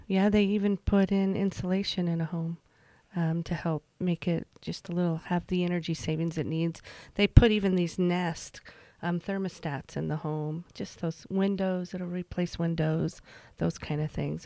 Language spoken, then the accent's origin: English; Emery County, Utah, United States; moved away as an adult; also born or lived in Virginia Beach, Virginia / Price, Utah / Sandy, Utah; I grew up in Emory County. I graduated from Emory County High